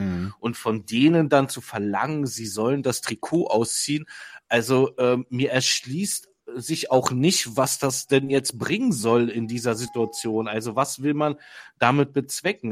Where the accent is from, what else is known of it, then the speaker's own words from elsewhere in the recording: Berlin, Germany; als Berliner